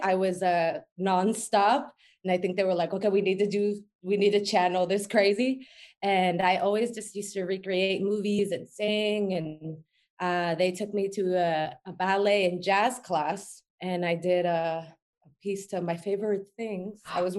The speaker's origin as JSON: {"language": "English", "town": "Lerdo", "region": "Durango", "country": "Mexico", "tie": "born or raised there", "also_born_or_lived": "New Mexico, United States", "moved": "as an adult", "lives_now": "Los Angeles, United States", "said": "I'm a professional dancer and choreographer based in LA. I was born and raised in Mexico in the state of Durango in a very small city called Lerdo. And I actually lived in New Mexico for a little bit when I was a kid."}